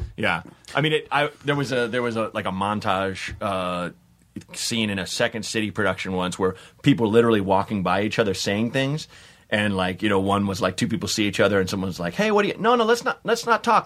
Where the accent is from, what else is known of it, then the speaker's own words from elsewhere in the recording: Portland, United States; I'm from Portland